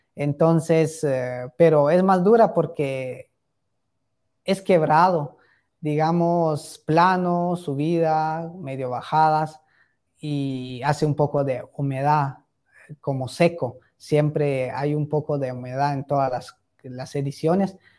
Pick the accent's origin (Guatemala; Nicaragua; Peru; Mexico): Guatemala; Tecpán, Chimaltenango